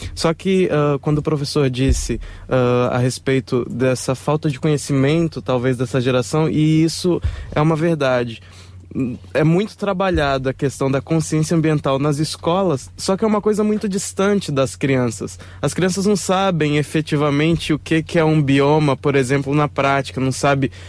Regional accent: Espírito Santo, Brazil; moved away as an adult; also born or lived in São Paulo; eu sou natural do Espírito Santo

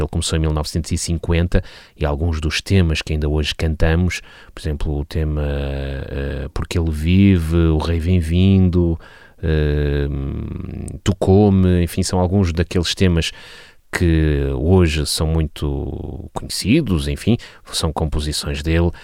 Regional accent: Vila Nova de Gaia, Norte, Portugal; nasci numa pequena freguesia no Conselho de Vila Nova de Gaia, freguesia de Avintes

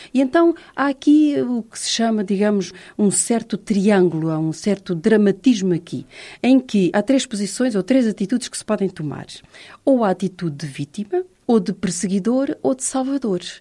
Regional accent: Portugal

